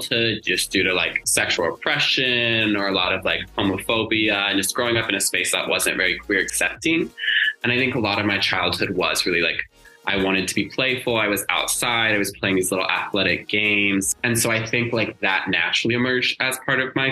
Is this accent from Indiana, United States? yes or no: yes; Indiana, United States; also born or lived in Seattle; now in Los Angeles, United States; I'm from Indiana originally